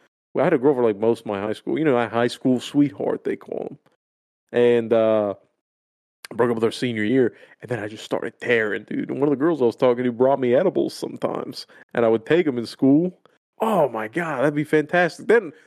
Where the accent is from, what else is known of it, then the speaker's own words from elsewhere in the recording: Miami, Florida, United States; I'm just used to better shit. You know, I'm from Miami.